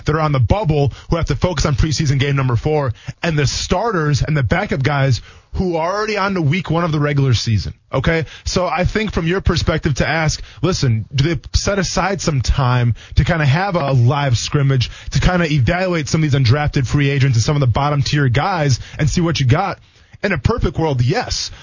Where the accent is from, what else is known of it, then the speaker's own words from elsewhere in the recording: Wisconsin, United States; I come from Wisconsin